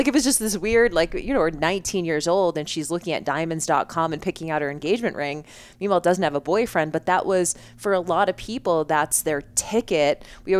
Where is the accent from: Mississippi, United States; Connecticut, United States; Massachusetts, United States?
Massachusetts, United States; Boston; moved away; I grew up in Boston. It was a lot of like Northeast vibe